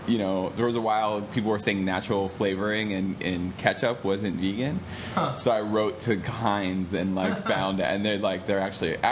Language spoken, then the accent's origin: English; New York, United States; I'm from New York. 16-year-old, Lower East Side, Washington